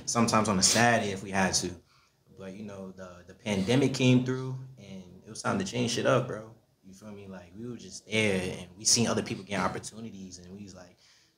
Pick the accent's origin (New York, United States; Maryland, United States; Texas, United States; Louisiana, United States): New York, United States; New York City; I grew up in Kingsbridge, Bronx, New York.